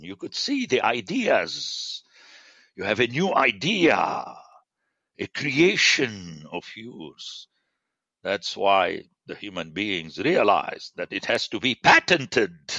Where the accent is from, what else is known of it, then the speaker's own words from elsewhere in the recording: Beirut, Beirut Governorate, Lebanon; I'm a city man. I grew up in Beirut